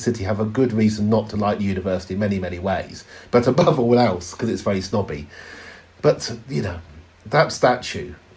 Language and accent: English; Oxford, South East England, United Kingdom; I'm in Oxford and I grew up in Oxford